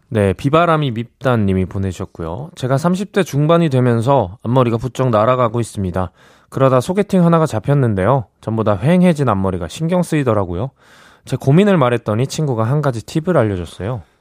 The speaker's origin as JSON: {"language": "Korean", "region": "Gyeonggi Province", "country": "South Korea", "tie": "born or raised there", "said": "저는 경기도인데"}